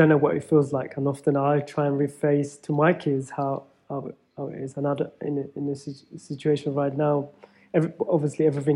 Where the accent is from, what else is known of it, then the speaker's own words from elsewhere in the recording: Feltham, London, United Kingdom; growing up in Feltham